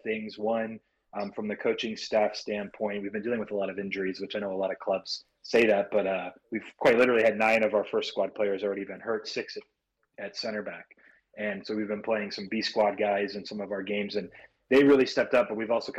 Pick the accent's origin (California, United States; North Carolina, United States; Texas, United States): California, United States; Los Angeles; I'm from Southern California near Los Angeles. That's where I grew up